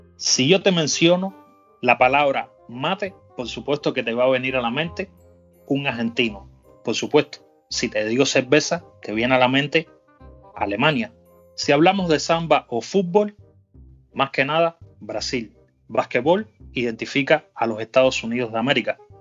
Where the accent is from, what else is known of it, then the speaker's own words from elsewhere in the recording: Cuba; para mí como cubano